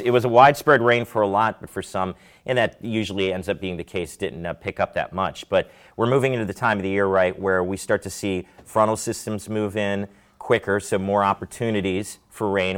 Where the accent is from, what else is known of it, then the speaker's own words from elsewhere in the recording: Maryland, United States; now in Delmarva, United States; Growing up in Maryland